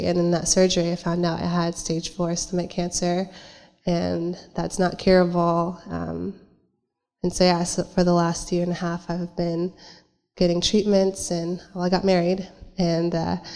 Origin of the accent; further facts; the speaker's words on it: San Jose, California, United States; I'm from San Jose